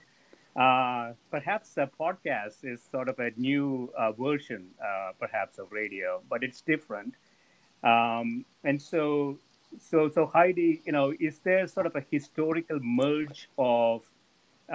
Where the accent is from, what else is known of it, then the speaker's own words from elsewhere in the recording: South India, India; moved away; When I was growing up in South India